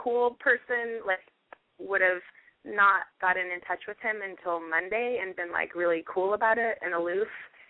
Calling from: Los Angeles, California, United States; Los Angeles.

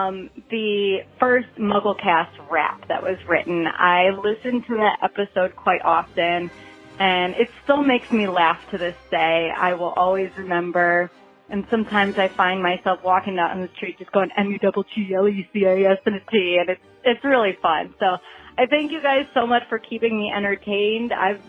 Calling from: Columbus, Ohio, United States; I'm calling from Columbus, Ohio.

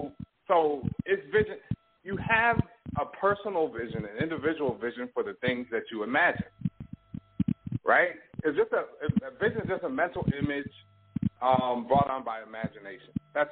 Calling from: Toronto, Ontario, Canada

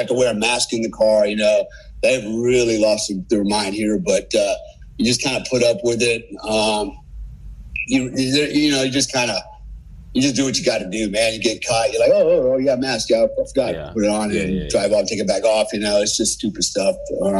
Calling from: Bali, Indonesia; But so I'm calling you from Bali. What a cool place, right? I live here. It's paradise, literally.

